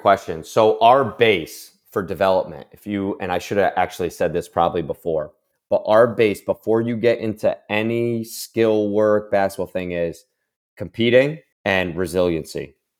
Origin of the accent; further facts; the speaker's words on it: Albany, New York, United States; my hometown school, Saint, the College of Saint Rose